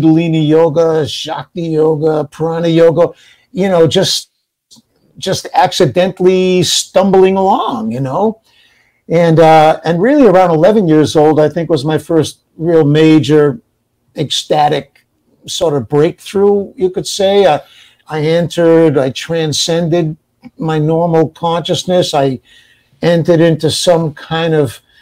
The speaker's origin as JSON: {"language": "English", "town": "New Bedford", "region": "Massachusetts", "country": "United States", "tie": "born or raised there", "said": "I was raised in New Bedford, Massachusetts"}